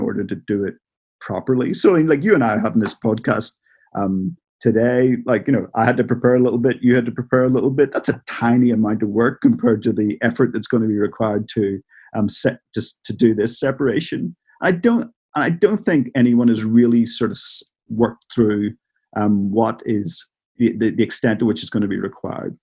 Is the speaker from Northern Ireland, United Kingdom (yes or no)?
yes; Northern Ireland, United Kingdom; moved away; I'm from Northern Ireland originally